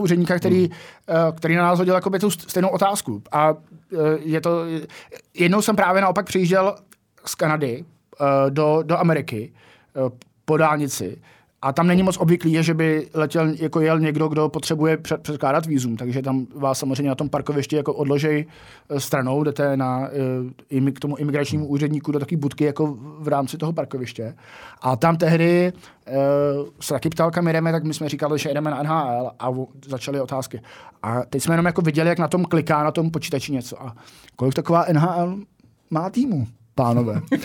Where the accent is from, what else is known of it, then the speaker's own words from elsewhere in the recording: Czechia; odkud jsme, z Česka